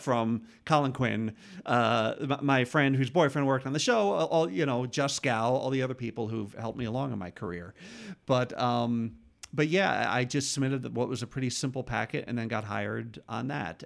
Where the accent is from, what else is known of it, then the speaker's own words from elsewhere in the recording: New York, United States; moved away as an adult; also born or lived in Bronx, New York; now in Los Angeles, United States; I grew up about eighty miles north of the city